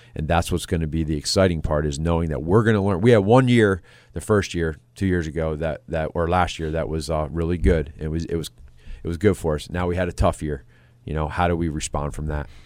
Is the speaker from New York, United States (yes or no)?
no; Pennsylvania, United States; moved away as an adult; now in Chicago, United States; being a, an East Coast guy, I'm from Pennsylvania, but coming out here in the Midwest